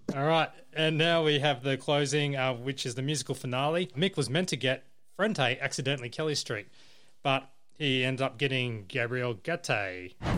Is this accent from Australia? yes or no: yes; Campbelltown, New South Wales, Australia; now in Gold Coast, Australia; I'm based on the Gold Coast, but I come from New South Wales, or mainly Southwest Sydney, Campbelltown